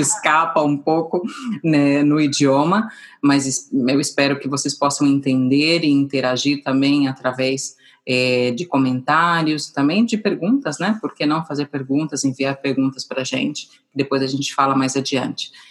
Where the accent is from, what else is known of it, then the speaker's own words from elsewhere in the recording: São Paulo, Brazil; moved away as an adult; now in Madrid, Spain; eu nasci em São Paulo também